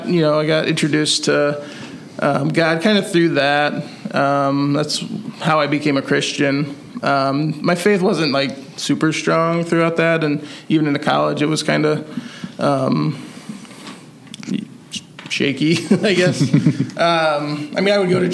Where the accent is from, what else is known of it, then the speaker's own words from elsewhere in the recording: Columbia City, Indiana, United States; born and raised in Columbia City